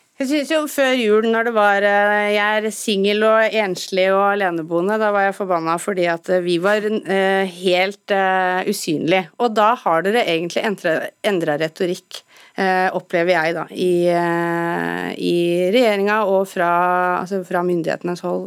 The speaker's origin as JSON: {"language": "Norwegian", "country": "Norway"}